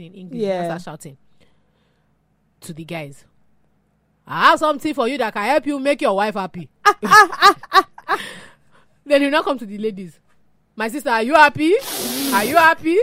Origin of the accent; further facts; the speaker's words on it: Osun, Nigeria; I'm from Osun State too.